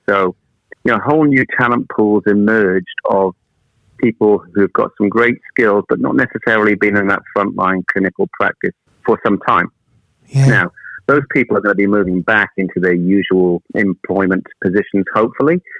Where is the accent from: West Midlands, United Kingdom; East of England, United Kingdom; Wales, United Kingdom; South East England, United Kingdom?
Wales, United Kingdom; also born or lived in Manchester; now in New Zealand; I'm actually from Wales originally